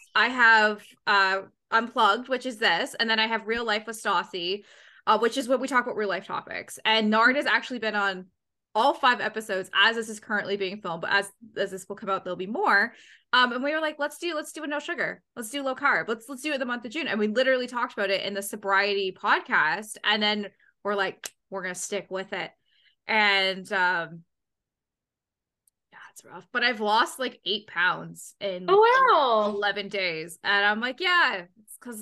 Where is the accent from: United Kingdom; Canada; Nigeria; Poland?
Canada; being a Canadian